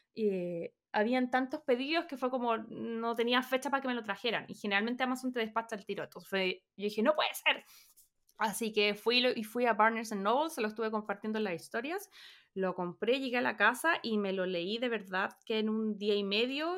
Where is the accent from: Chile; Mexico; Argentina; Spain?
Chile; moved away; mi imagen desde Chile, yo con, no sé, 12, 13, 14 años